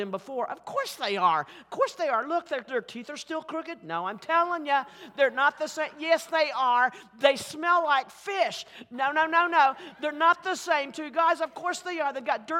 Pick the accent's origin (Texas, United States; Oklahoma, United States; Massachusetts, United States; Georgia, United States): Oklahoma, United States; Oklahoma City; accent: Oklahoma City; my Oklahoma City accent